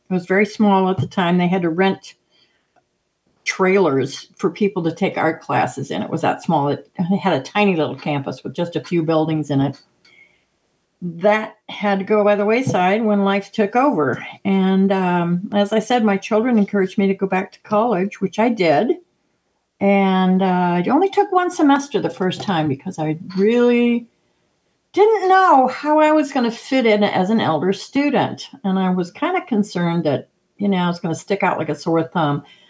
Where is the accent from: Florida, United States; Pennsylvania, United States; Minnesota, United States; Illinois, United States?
Illinois, United States; Naperville; I was born and raised in Naperville, Illinois, which is a suburb west of Chicago